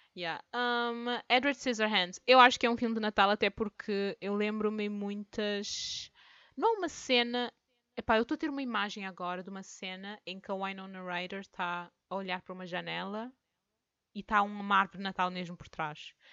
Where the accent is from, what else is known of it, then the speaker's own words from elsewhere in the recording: France; eu sou francesa, eu digo tantan.